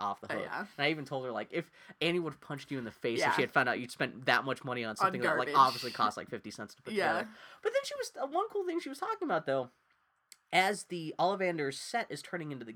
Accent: El Paso, Texas, United States; now in Portland, United States; when I was growing up in El Paso, Texas

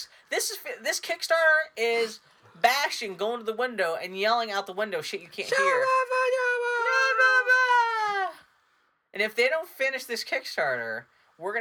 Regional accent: El Paso, Texas, United States; I was born in El Paso.

